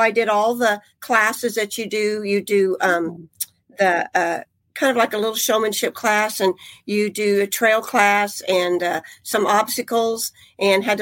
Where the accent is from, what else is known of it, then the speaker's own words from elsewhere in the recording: Midwest, United States; moved away; I grew up in the Midwest